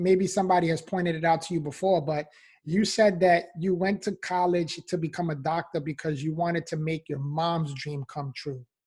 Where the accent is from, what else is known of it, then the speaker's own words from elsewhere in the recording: New York City, New York, United States; I was actually born and raised in the Bronx, New York